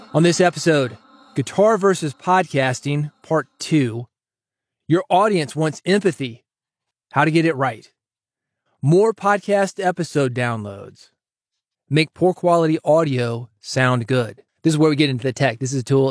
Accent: Nashville, Tennessee, United States; kid growing up in Nashville

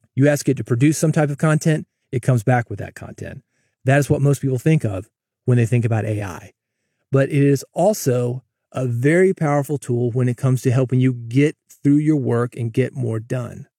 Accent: Nashville, Tennessee, United States; moved away; I grew up in Nashville.

